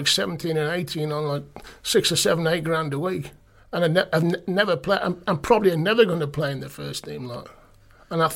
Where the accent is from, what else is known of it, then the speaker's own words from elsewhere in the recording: West Bromwich, West Midlands, United Kingdom; also born or lived in Vancouver; I'm from West Brom